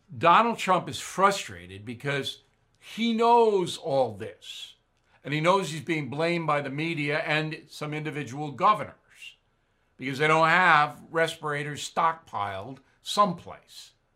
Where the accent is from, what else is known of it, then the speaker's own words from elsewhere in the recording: United States; as an American